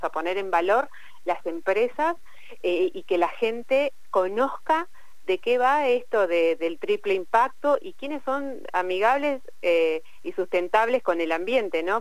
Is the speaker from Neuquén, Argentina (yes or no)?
yes; Plottier, Neuquén, Argentina; soy de Plotier